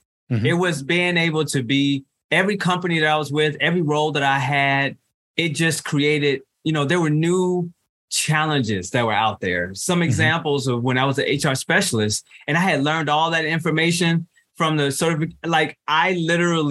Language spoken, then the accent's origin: English; Chicago, Illinois, United States; moved away as an adult; I'm originally from Chicago, Illinois